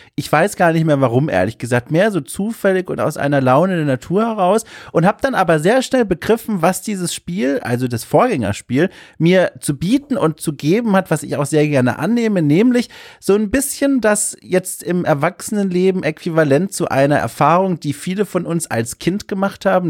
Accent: Hamburg, Germany; das Getränk meiner Heimat, äh, also Hamburg

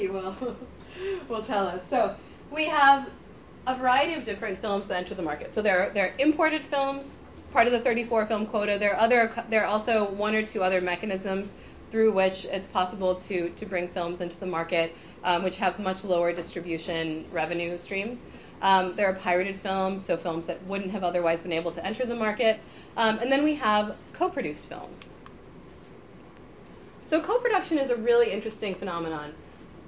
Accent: Detroit, Michigan, United States; I come from the Motor City

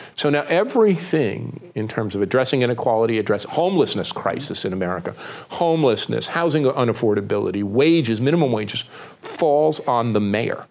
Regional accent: Newark, New Jersey, United States; moved away; also born or lived in Pittsburgh, Pennsylvania; Newark, New Jersey, mm. my hometown

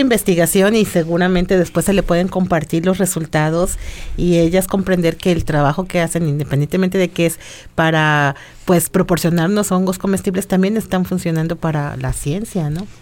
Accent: Mexico; nosotros como mexicanos

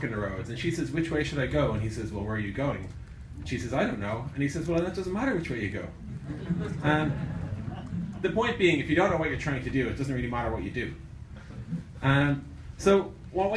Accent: Ireland; The strange accent you're hearing is I'm from Ireland, which is about 8,300 miles away

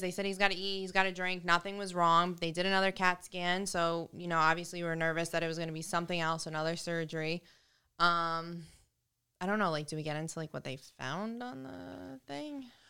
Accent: New York, United States; now in New Jersey, United States; From New York

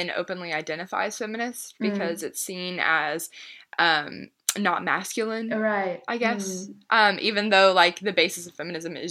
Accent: Lexington, Kentucky, United States; I was born and raised in Lexington, where I am still.

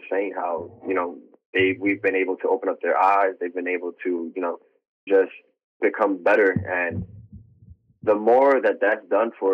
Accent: New York, United States; now in New Jersey, United States; I'm from New York. I've been living in Jersey for the past 10 years

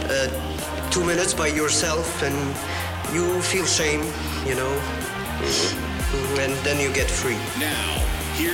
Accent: Vancouver, British Columbia, Canada; so I was born in Vancouver. So I took that growing up as that's who I was going to cheer for.

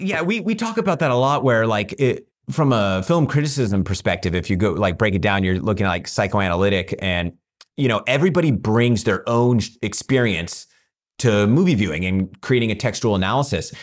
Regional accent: Central Valley, California, United States; I grew up in the Central Valley, which has a lot of similarities to Texas

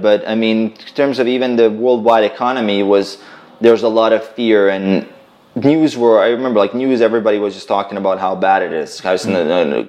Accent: Croatia; I'm a Croatian, right? So yeah. I'm uh, from like actually my family right now we live in um, in on the border between Bosnia and Croatia

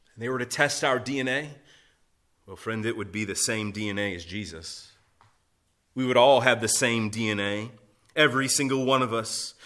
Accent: United States

